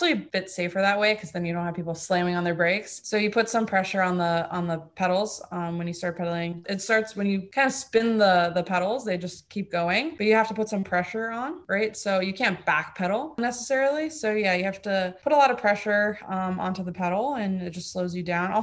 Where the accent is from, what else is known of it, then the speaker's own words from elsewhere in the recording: Fort Lauderdale, Florida, United States; first language German; English is a second language; also born or lived in Mannheim, Germany; I was born in Mannheim, Germany. My dad is German. My mom is actually American. And I lived there until I was six. And it was actually my first language. And then we went over to Fort Lauderdale, Florida